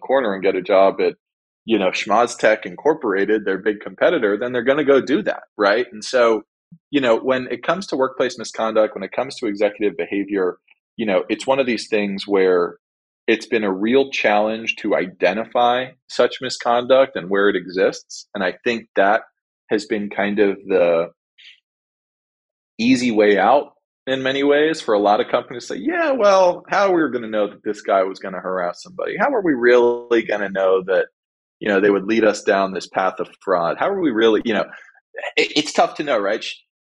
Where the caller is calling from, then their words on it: Glendale, California, United States; I'm calling in from Glendale, 2 or 3 miles from Burbank, Disney headquarters